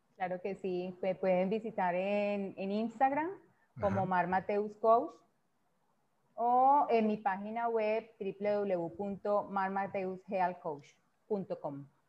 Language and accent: Spanish; Colombia; en mi país